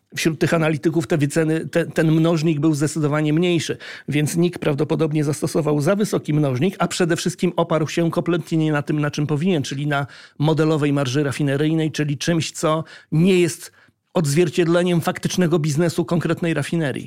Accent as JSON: {"language": "Polish", "town": "Gdańsk", "region": "Pomeranian Voivodeship", "country": "Poland", "said": "jestem z Gdańska"}